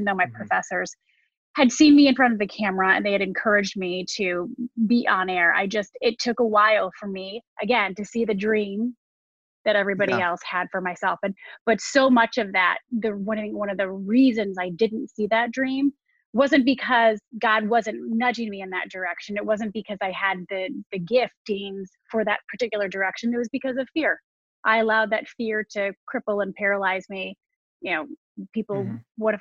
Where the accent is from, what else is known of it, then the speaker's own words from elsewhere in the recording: Michigan, United States; also born or lived in Ohio / Chicago; now in New York, United States; I'm from Michigan